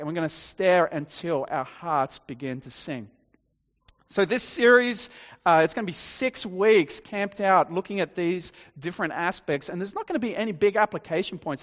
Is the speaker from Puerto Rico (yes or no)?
no; Dapto, New South Wales, Australia; I grew up on the South Coast, uh, in Dapto